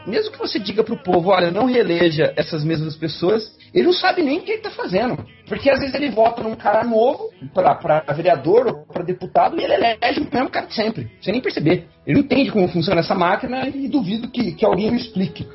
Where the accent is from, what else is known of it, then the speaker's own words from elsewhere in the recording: Brazil; nós, enquanto brasileiros